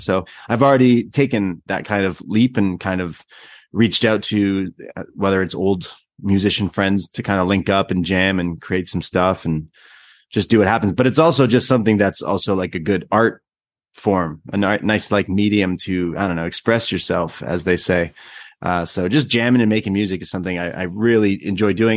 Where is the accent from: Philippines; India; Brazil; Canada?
Canada; I'm Canadian.